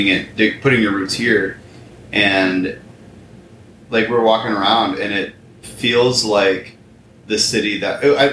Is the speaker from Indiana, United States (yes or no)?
yes; Granger, Indiana, United States; I grew up in Granger